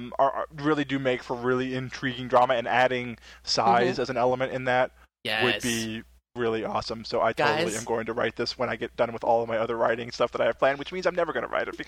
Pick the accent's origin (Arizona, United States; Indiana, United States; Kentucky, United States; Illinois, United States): Kentucky, United States; now in Texas, United States; I'm not originally from Texas. I'm originally from Kentucky